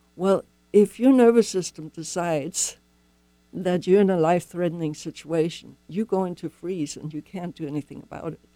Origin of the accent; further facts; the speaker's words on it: Germany; moved away; I'm not from here. I grew up in Germany.